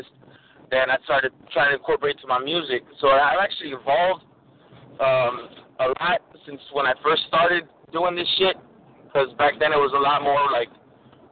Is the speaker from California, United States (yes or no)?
yes; Los Angeles, California, United States; Born and raised in East Los, man. Born and raised in East Los. My whole family is from Michoacán, but born and raised in L.A., baby.